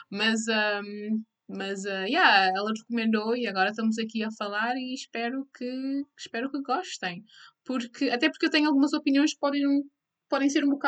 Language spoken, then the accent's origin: Portuguese; Cape Verde; como cabo-verdianas temos a estar cientes da representação do nosso país lá fora